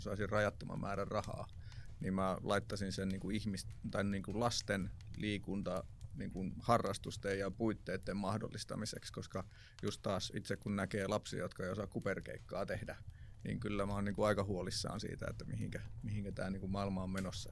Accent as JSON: {"language": "Finnish", "town": "Jyväskylä", "region": "Central Finland", "country": "Finland", "said": "mä tuun Jyväskylästä"}